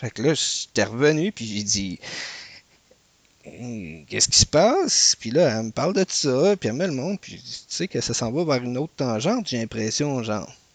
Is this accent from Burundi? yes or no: no; Canada; Nous autres, on venait du Canada.